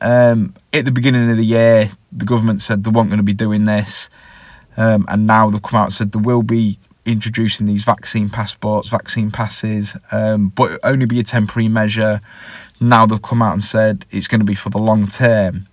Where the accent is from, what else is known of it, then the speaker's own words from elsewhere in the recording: England, United Kingdom; I'm from England